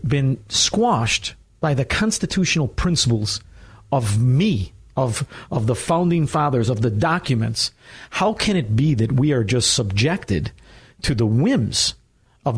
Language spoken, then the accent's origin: English; Chicago, Illinois, United States; also born or lived in Melrose Park, Illinois; I'm from Chicago, Illinois